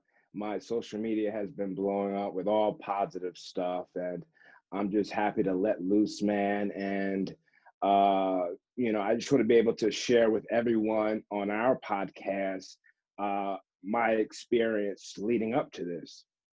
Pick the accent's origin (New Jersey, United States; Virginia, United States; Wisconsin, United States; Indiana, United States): New Jersey, United States; growing up in New Jersey, going to a little wrestling school and learning that 80s style